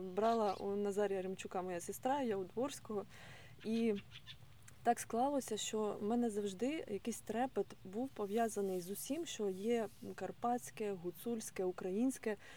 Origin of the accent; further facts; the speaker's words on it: Mykolaiv, Mykolaiv Oblast, Ukraine; now in Odesa, Ukraine; я народилась в Миколаєві, виросла в Миколаївщині